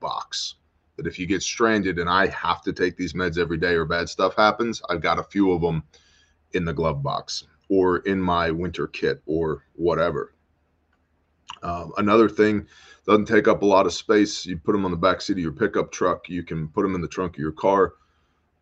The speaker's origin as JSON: {"language": "English", "country": "United States", "said": "I'm American."}